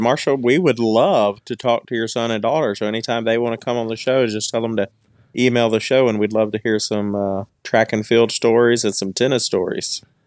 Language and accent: English; Purvis, Mississippi, United States; my hometown, big city of Purvis, Mississippi